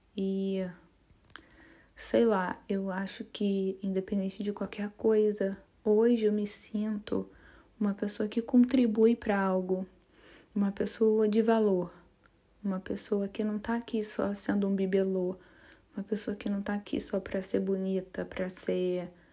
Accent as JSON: {"language": "Portuguese", "region": "Rio de Janeiro", "country": "Brazil", "also_born_or_lived": "Florianópolis / Rio Grande do Norte", "moved": "as an adult", "said": "eu sou carioca e eu sou uma típica carioca que vivia na praia"}